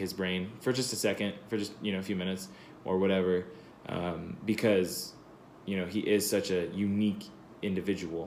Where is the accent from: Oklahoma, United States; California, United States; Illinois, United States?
California, United States; I'm from California